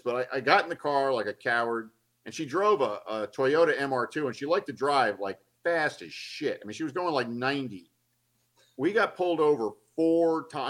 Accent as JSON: {"language": "English", "town": "Atlanta", "region": "Georgia", "country": "United States", "tie": "born or raised there", "also_born_or_lived": "Los Angeles", "moved": "yes", "said": "I grew up in Atlanta, but I didn't want to move back to Atlanta"}